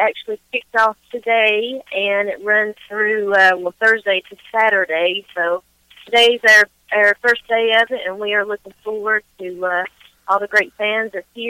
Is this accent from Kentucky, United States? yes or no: yes; Eastern Kentucky, United States; I'm from Eastern Kentucky and Pottville, actually, so you know. … obviously wasn't from there, but a lot of great artists were from there. So I grew up in a place that's rich with wonderful music.